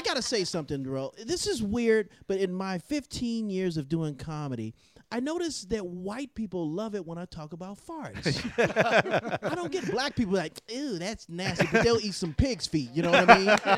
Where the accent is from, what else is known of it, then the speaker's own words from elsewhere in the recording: Chicago, Illinois, United States; now in Southern California, United States; I'm originally from Chicago